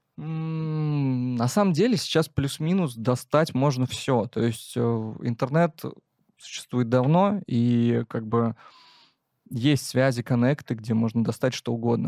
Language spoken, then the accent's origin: Russian; Penza, Penza Oblast, Russia; я из Пензы